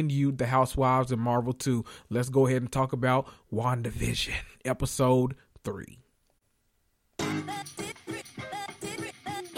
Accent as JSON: {"language": "English", "region": "the South", "country": "United States", "said": "we're from the South"}